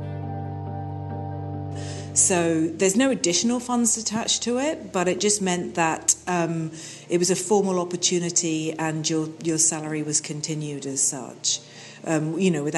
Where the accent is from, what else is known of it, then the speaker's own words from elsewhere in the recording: United Kingdom; moved away as an adult; now in Canada; I'm British citizen and a Canadian citizen, been here since 2001